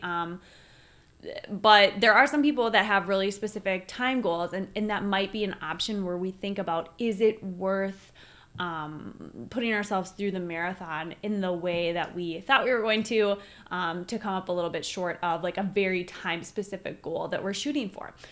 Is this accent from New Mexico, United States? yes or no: no; Minneapolis, Minnesota, United States; we're from Minneapolis